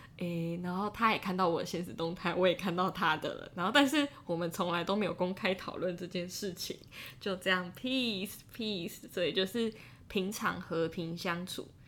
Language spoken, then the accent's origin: Chinese; Taiwan; moved away as an adult; 就是我是台湾人，然后我来过这个地方